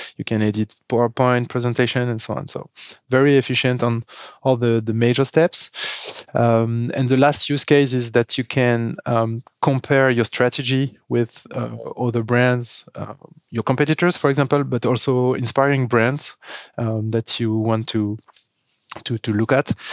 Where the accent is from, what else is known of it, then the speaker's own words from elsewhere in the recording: France; accent: French; English is a second language; As you can hear with my accent, we are French